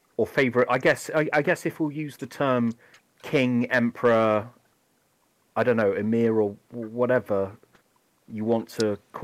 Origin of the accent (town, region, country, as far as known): England, United Kingdom